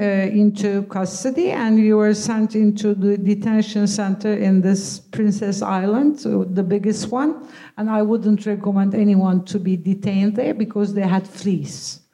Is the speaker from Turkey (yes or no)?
yes; Turkey; It was more restrictive in some ways, but I belong to a more secular kind of culture. So it was very democratic and liberal and similar to Britain.